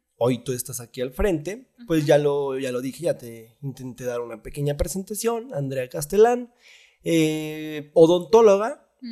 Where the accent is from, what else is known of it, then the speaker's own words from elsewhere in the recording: Zacatecas, Mexico; el Zacatecano es amable, eh, es, buena onda, es buen pedo, pero de pronto somos muy serios